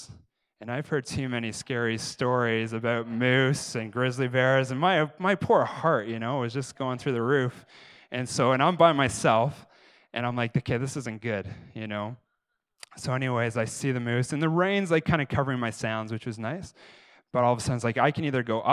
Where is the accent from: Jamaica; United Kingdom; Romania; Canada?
Canada; I'm Canadian